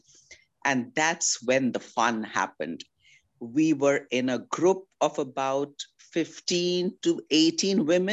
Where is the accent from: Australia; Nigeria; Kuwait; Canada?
Kuwait; moved away as an adult; also born or lived in Delhi, India / Oklahoma, United States; now in California, United States; I grew up in Kuwait. Though I was born in Delhi, I was just a month or 2 months old when I went to Kuwait in a ship with my mom.